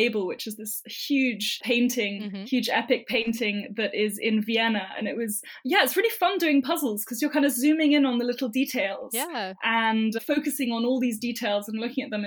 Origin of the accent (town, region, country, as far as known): United Kingdom; accent: British; now in London, United Kingdom